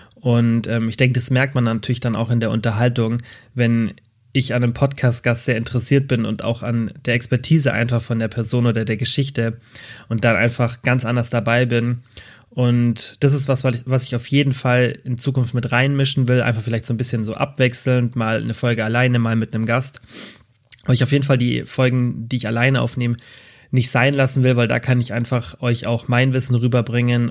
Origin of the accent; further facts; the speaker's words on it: Germany; Bei uns in Deutschland